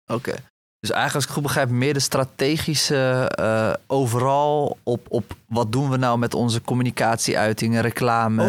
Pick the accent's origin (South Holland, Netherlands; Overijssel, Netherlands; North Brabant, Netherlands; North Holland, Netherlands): South Holland, Netherlands; Rotterdam; ik kom zelf uit Rotterdam